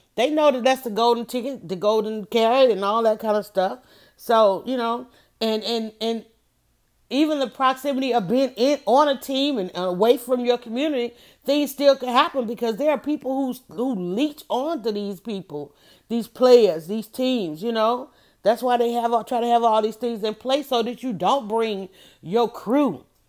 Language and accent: English; Atlanta, Georgia, United States; I grew up in Atlanta